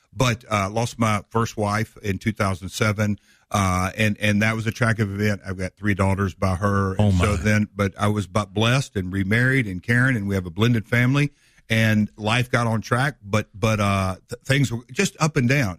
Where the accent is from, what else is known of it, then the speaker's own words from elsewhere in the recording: Nashville, Tennessee, United States; I'm obviously from Nashville, I'm not from here